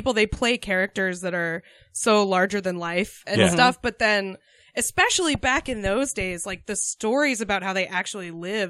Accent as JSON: {"language": "English", "town": "Concord", "region": "New Hampshire", "country": "United States", "tie": "born or raised there", "also_born_or_lived": "Iowa / Austin, Texas", "moved": "as an adult", "said": "I grew up in Concord, New Hampshire."}